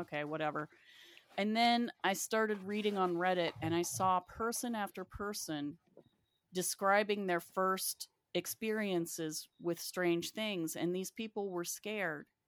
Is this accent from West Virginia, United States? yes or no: yes; West Virginia, United States; moved away; also born or lived in Athens; I grew up in West Virginia